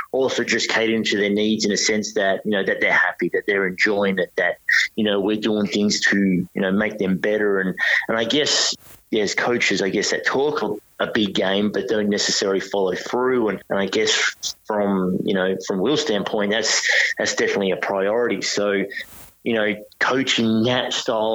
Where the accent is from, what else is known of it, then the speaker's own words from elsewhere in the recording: Perth, Western Australia, Australia; moved away as an adult; now in Sydney, Australia; I'm from Perth and I've got family back